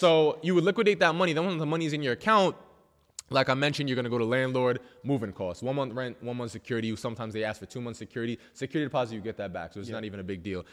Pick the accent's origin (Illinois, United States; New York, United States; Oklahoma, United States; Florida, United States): New York, United States; I'm from New York.